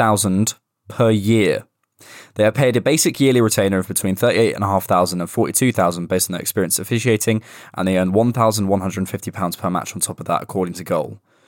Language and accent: English; Bournemouth, South West England, United Kingdom; born or raised there